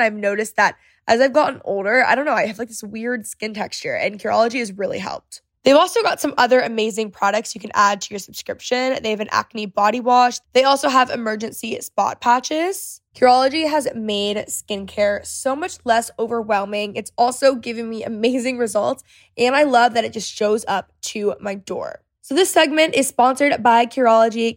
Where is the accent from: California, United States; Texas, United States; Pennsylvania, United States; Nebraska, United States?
Texas, United States; I'm also Texan